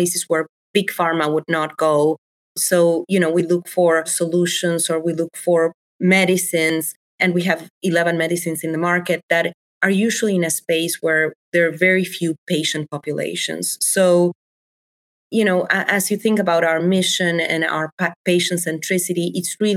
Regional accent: Buenos Aires, Argentina; English is a second language; moved away as an adult; now in Chicago, United States; So, born and raised in Argentina, I come from Buenos Aires.

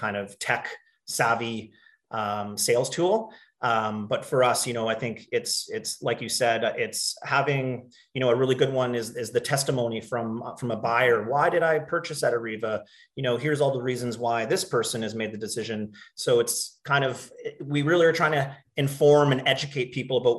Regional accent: Okanagan, British Columbia, Canada; also born or lived in Calgary; I grew up here in the Okanagan

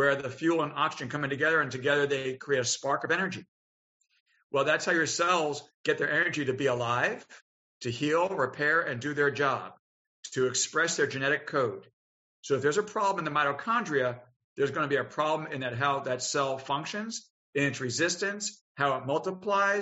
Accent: Long Island, New York, United States; moved away as an adult; now in Richmond, United States; I was from Long Island

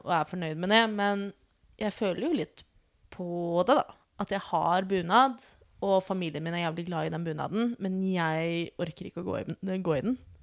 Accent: Oslo, Norway; født og oppvokst i Oslo

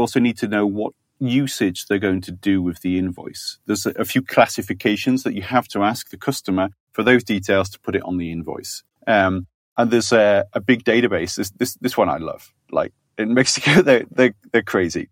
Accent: Yorkshire and the Humber, United Kingdom; I'm from Yorkshire

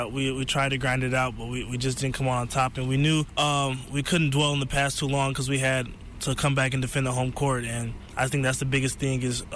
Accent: Flint, Michigan, United States; coming from Flint, it was very, like, family-oriented.

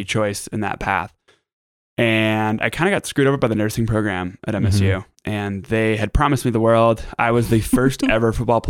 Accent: Billings, Montana, United States; born or raised there; also born or lived in Anchorage, Alaska / Hawaii

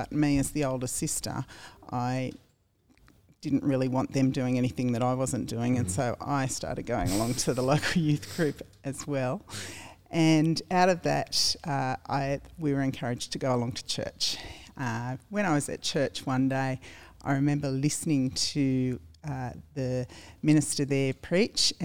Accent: Australia; also born or lived in United States; Born and bred in Lugano

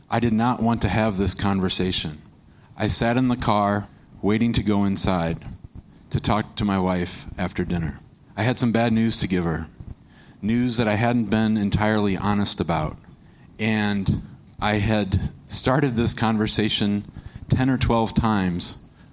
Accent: St. Louis, Missouri, United States; I grew up in St. Louis

